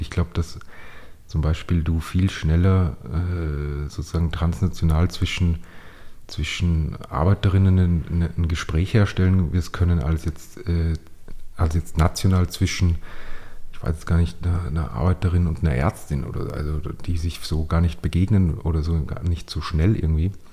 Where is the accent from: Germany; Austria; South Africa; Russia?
Austria; Upper Austria; accent: Upper Austrian dialect; moved away as an adult; now in Vienna, Austria; als ich dann nach Wien gezogen bin, ich komme aus Oberösterreich